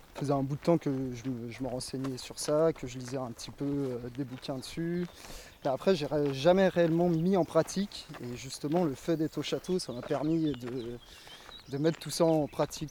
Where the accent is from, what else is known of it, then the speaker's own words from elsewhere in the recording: Cerizay, Nouvelle-Aquitaine, France; je suis de Cerizay à l'origine